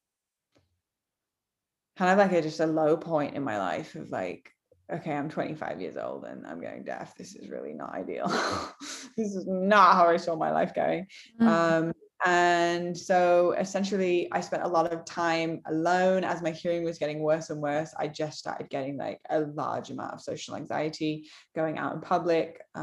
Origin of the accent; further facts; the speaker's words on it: Manchester, North West England, United Kingdom; Born and raised in Manchester, England